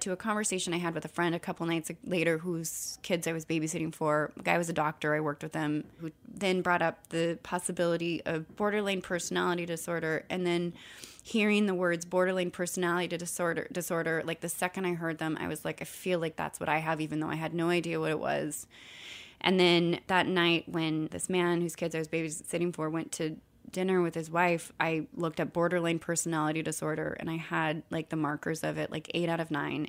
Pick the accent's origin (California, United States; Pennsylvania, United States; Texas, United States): California, United States; I grew up in California